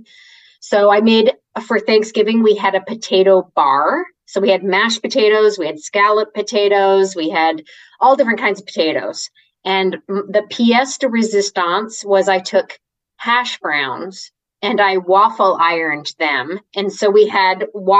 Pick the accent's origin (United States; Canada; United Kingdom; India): Canada; moved away; I'm Canadian, and back in my Canadian days of living in Canada